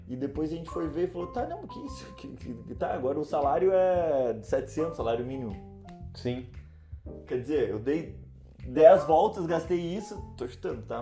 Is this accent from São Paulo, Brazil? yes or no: no; Rio Grande do Sul, Brazil; first language Portuguese; moved away as an adult; now in Lisbon, Portugal; a gente é do Rio Grande do Sul, né? E mora próximo ao Uruguai